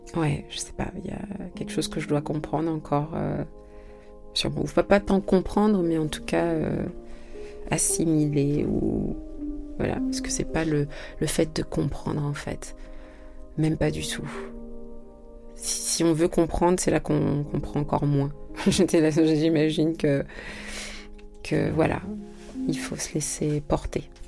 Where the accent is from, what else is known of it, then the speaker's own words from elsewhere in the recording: France; also born or lived in Senegal; Je suis née en France